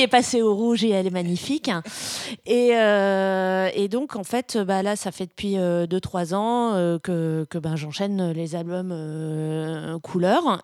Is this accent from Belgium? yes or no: yes; Brussels, Brussels-Capital Region, Belgium; je suis belge, je suis bruxelloise